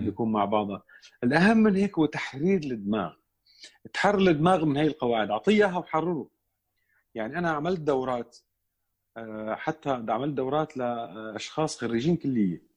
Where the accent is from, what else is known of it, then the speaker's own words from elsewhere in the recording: Damascus, Damascus Governorate, Syria; انا من دمشق اولا سوري أه ولدت بدمشق بحي بابتوما